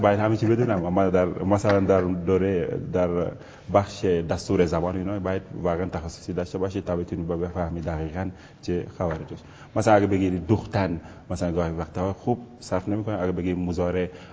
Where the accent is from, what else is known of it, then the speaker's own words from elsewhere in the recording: Senegal; first language Wolof; Persian is a second language; moved away; زبان والاف زبان مادریمون هستش